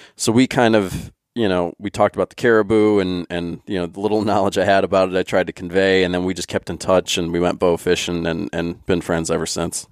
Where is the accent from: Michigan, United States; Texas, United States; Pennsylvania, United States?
Pennsylvania, United States; another guy that grew up in Pennsylvania